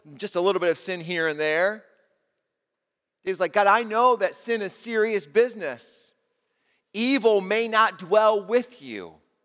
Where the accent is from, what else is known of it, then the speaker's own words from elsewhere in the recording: United States; as an American